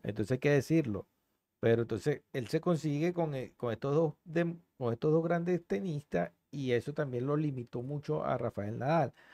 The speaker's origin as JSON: {"language": "Spanish", "country": "Venezuela", "said": "nosotros como venezolanos"}